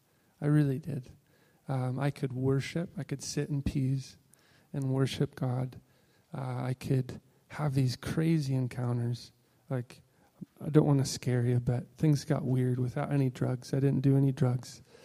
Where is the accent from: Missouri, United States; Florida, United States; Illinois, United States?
Illinois, United States; moved away; I'm originally from Illinois.